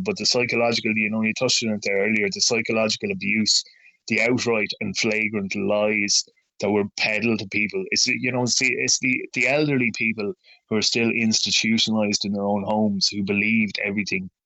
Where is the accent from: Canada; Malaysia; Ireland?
Ireland; near Dromahair, County Leitrim, Connacht; that's ten minutes away from where I was born and raised